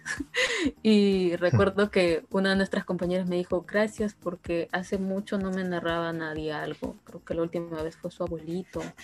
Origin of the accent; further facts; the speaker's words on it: Rioja, San Martín, Peru; riojano como yo